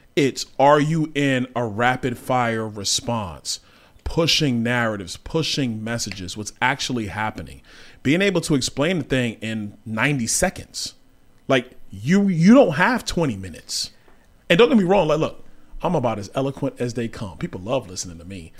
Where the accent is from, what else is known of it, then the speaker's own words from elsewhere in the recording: New York City, New York, United States; I grew up in Brooklyn, New York